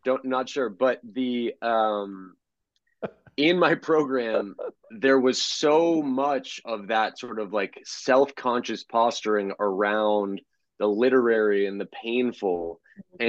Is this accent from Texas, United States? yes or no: yes; Houston, Texas, United States; moved away; also born or lived in Boston; I was born in 1981 in Houston